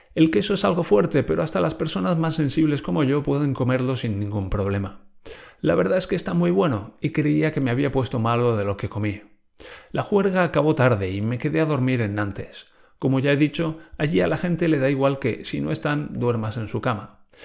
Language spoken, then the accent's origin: Spanish; Spain